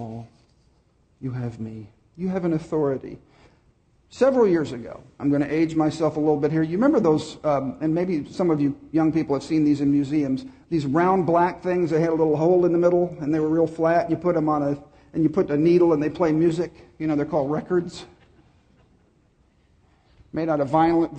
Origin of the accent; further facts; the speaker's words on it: Dallas, Texas, United States; I grew up in Dallas